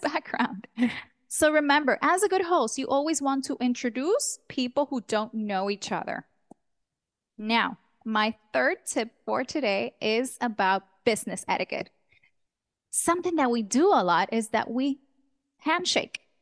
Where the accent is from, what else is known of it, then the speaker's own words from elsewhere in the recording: Dominican Republic; also born or lived in New York; I was born in New York. This, this child came from the Big Apple, but Dominican parents, a hundred percent Dominican. So when I was a child, we all moved to Dom, the Dominican Republic. I grew up there, went to school, did high school, college.